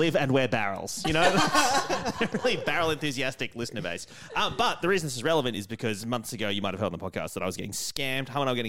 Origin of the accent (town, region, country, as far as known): Australia